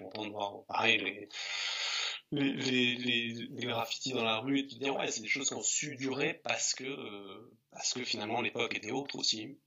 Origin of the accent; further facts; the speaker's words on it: the Alps, Auvergne-Rhône-Alpes, France; also born or lived in Grenoble; j'ai grandi, euh, donc j'ai euh, dans les Alpes. Et je suis arrivé jeune adolescent en ville, hein, à Grenoble, enfin en banlieue de Grenoble